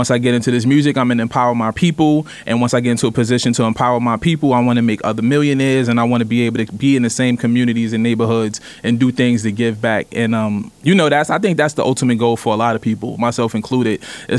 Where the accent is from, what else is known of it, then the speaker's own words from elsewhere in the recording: New York, United States; I'm from New York, but I've been to LA numerous times, and you grow up into that culture.